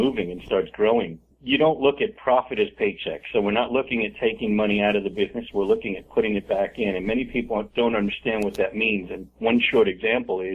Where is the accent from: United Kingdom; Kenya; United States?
United States; now in Charlotte, United States; I was born in the United States. My father was born in Italy